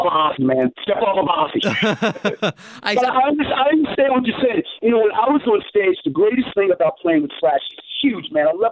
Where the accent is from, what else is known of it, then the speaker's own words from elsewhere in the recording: the American South, United States; now in Fresno, United States; I grew up down south. I grew up below the Mason-Dixon down south.